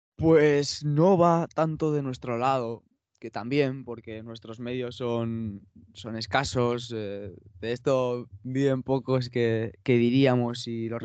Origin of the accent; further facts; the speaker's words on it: Irún, Basque Country, Spain; soy un chico de, de Irún, de 18 años